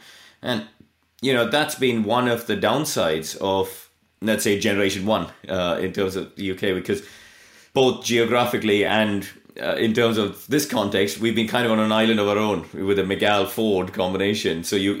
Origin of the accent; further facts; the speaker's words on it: India; look, I came from India and I went and stood in the paddock in Pembrey and hugged the tea urn because my hands were too cold to drive the car.